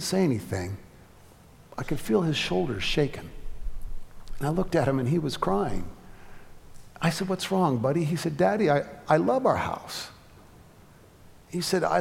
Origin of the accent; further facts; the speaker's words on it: California, United States; moved away as an adult; also born or lived in Atlanta; I'm from California, where a storage shack in your backyard goes for $1 million if it's got a view